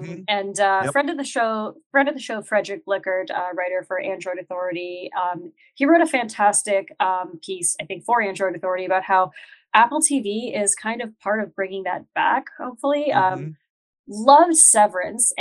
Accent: North Bay, Ontario, Canada; I'm from North Bay

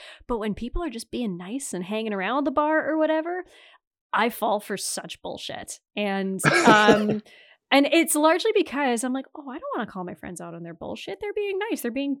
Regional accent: Ontario, Canada; I do actually say A, I think, more than the average Canadian, because I'm from Northern Ontario.

